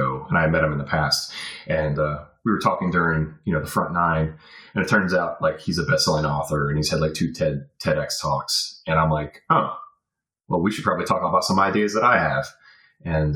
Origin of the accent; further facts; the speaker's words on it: Virginia Beach, Virginia, United States; moved away as an adult; also born or lived in Fayetteville, North Carolina / Colorado / Europe; now in Florida, United States; I call Virginia Beach home. I went to elementary school, middle school, high school in Virginia Beach, Virginia. I was born in Fayetteville, North Carolina, and I was in North Carolina until I was 10